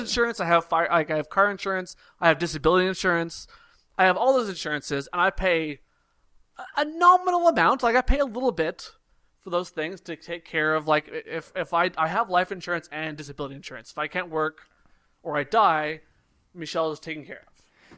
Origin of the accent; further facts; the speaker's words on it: Canada; I'm from Canada